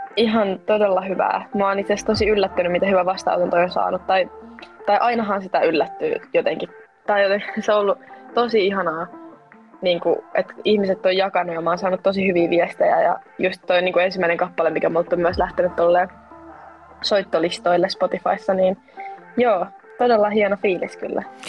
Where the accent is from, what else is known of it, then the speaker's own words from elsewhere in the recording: Espoo, Uusimaa, Finland; mä oon 20-vuotias ja mä oon Espoosta